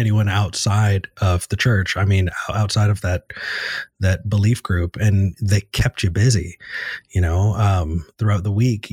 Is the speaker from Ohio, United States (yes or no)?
no; Ventura County, Southern California, United States; moved away as an adult; also born or lived in Texas; now in Austin, United States; I grew up in Southern California in a Ventura County.